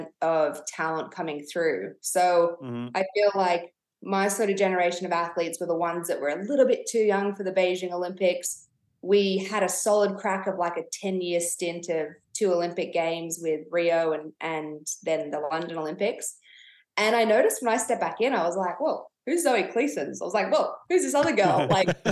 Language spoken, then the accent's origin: English; Canberra, Australian Capital Territory, Australia; also born or lived in Temecula, Southern California; grew up in Canberra, family home burnt down